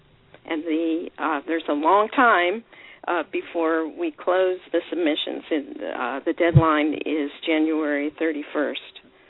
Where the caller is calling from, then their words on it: Lake Forest, California, United States; I'm calling from Lake Forest, California. That's in Orange County